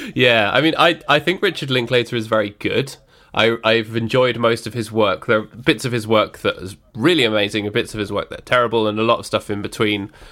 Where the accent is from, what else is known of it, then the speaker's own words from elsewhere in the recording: United Kingdom; we're British